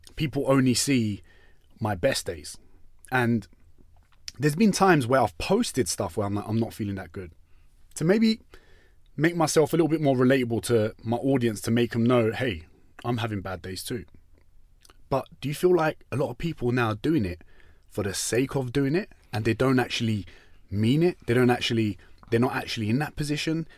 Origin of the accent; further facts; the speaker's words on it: London, United Kingdom; we're from East London, where I went to school